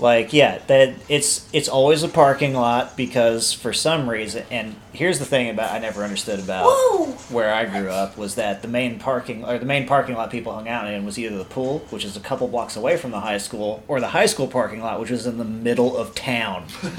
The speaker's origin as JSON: {"language": "English", "region": "Indiana", "country": "United States", "tie": "born or raised there", "said": "I grew up during the meth boom and Indiana's like the capital of it in the U.S."}